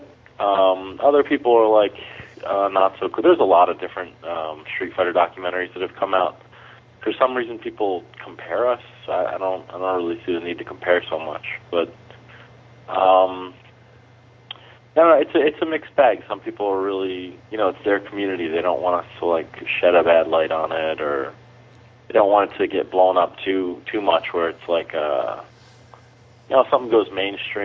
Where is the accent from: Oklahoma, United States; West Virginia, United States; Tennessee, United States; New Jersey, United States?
New Jersey, United States; We're from New Jersey